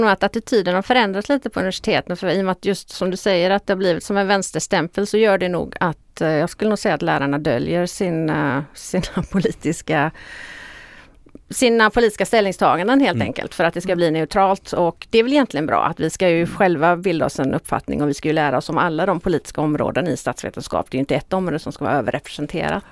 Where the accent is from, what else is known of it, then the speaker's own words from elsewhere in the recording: Stenungsund, Västra Götaland, Sweden; also born or lived in Uppsala / Falun / Kalmar / Hjällbo; jag är född och uppvuxen i Stenungsund